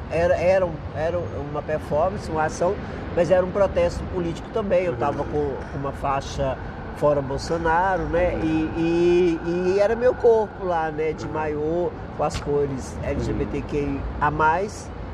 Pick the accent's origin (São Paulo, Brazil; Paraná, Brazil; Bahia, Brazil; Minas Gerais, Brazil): Minas Gerais, Brazil; Martinho Campos; moved away; eu nasci no interior, né? Uhum. Eu nasci em Martinho Campos